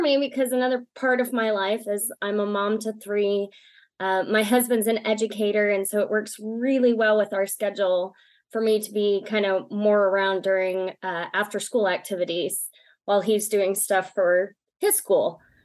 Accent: East Texas, United States; now in Lubbock, United States; originally I'm from East Texas

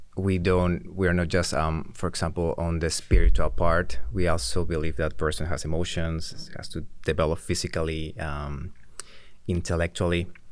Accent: Peru; I'm from Peru

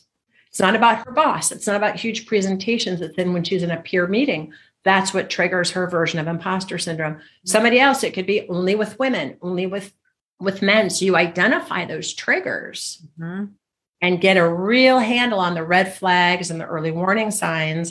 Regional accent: Michigan, United States; growing up in Michigan in the snow

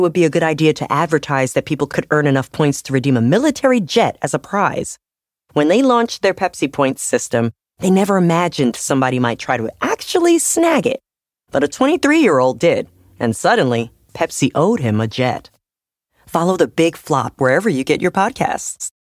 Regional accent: Atlanta, Georgia, United States; I'm from Atlanta, and that's just how we talk

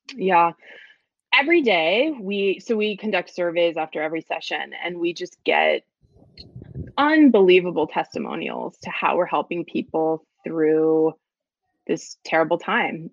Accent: Florida, United States; now in New York, United States; I was raised in Florida because that's where my dad went to law school, and we stayed there

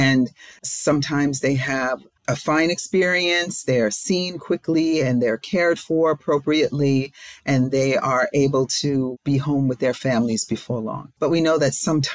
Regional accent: New York, United States; now in Maryland, United States; I'm not from Maryland, I'm from New York

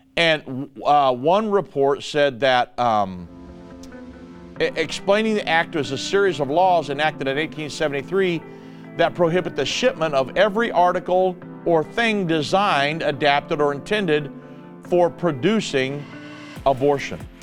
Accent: United States; I am a Christian minister and I'm an American

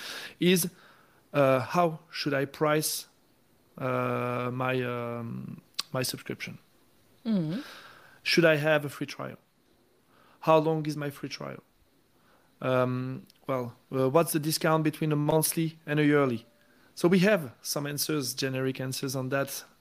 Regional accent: France; moved away; My home country in France

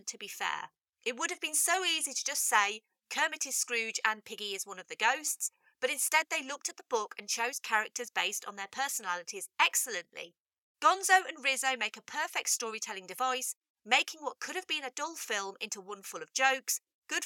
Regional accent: United Kingdom; As a British lover of this movie

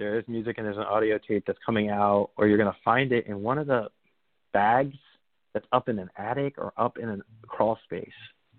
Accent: New Jersey, United States; I'm from New Jersey, right? And I could tell one of my relatives that they were describing my hometown where there's a little winding roads in Bergen County

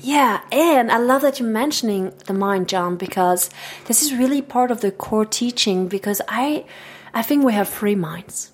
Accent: Switzerland; first language French; English is a second language; moved away as an adult; now in United States; Growing up in Switzerland

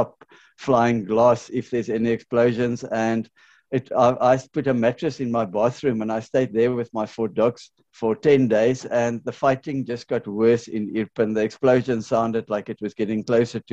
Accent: South Africa; moved away as an adult; also born or lived in Ukraine / Poland; now in Croatia; I don't have a Ukrainian passport, I'm South African, but I'm on Ukrainian temporary residency visa

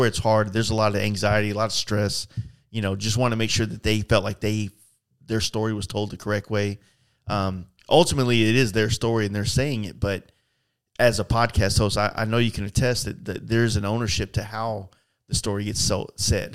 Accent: Texas, United States; I'm a biker from Texas

